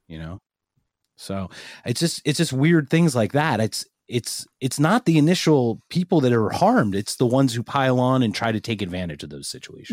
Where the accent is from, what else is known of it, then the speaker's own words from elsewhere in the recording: Philadelphia, Pennsylvania, United States; I'm from Philadelphia